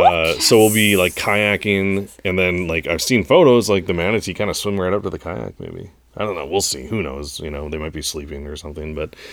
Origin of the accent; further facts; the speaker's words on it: North Dakota, United States; I'm from North Dakota, you know.